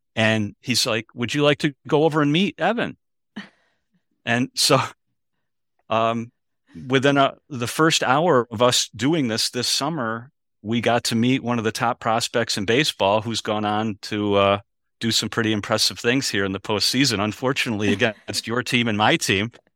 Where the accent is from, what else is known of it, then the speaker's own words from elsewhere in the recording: Rochester, New York, United States; I grew up in Rochester, and we were the Orioles' triple A farm team for many years when I was growing up.